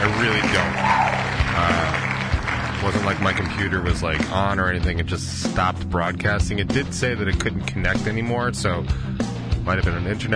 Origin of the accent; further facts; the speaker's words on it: Denver, Colorado, United States; moved away; I grew up in Denver